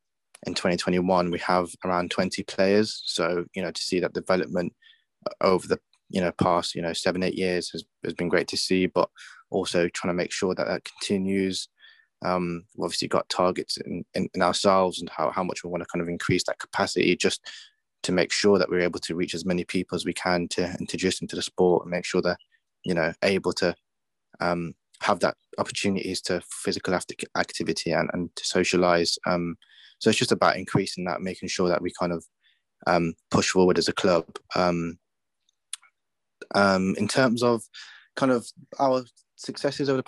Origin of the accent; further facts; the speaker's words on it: Birmingham, West Midlands, United Kingdom; going back to Birmingham, it's just been, obviously my hometown has been great